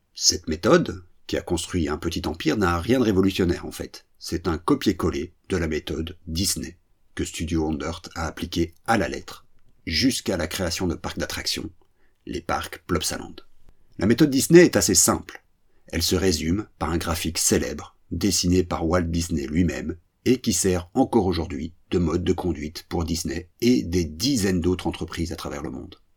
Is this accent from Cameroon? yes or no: no; French-speaking Belgium, Belgium; Chez nous, en Belgique francophone